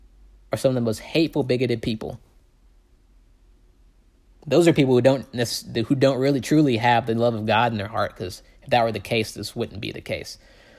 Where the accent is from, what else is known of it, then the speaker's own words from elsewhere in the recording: the South, United States; especially growing up in the Bible Belt in the South, the most divided places are the churches